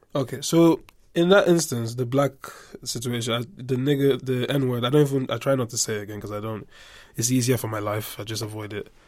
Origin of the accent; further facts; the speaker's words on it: Nigeria; moved away; also born or lived in England; I'm Nigerian, right? So I grew up half in Nigeria, half in England.